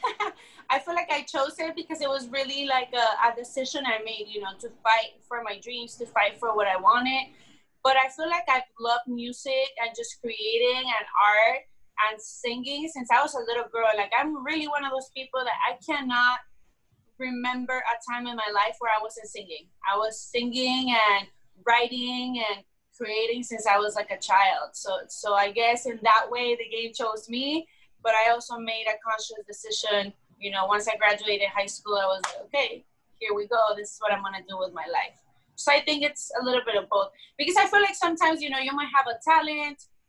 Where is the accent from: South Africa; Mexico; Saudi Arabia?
Mexico; Mexico City; also born or lived in California; I was born and raised in Mexico City